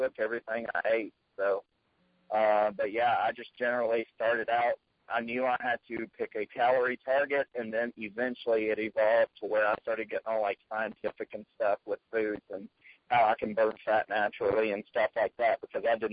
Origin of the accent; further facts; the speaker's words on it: Tennessee, United States; I'm from Tennessee. I'm just, yeah, I know. Can't you tell the accent?